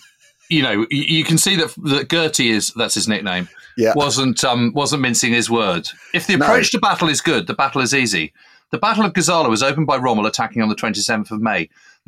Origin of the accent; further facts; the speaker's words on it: United Kingdom; It's tough as a Brit to kind of be able to write this